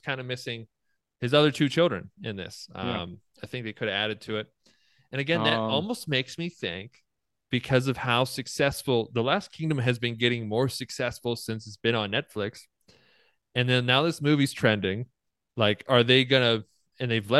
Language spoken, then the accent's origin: English; Pennsylvania, United States; I'm from Pennsylvania.